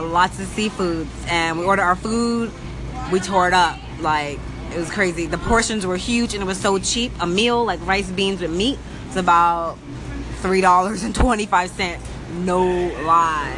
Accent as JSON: {"language": "English", "country": "United States", "said": "We're American"}